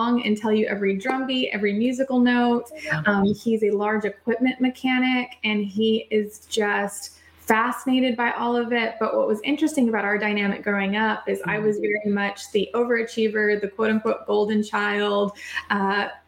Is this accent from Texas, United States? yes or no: yes; El Paso, Texas, United States; I grew up in El Paso, Texas